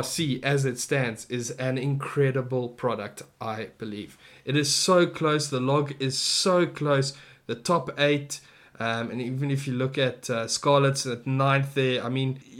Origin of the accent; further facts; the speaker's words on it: South Africa; I am a South African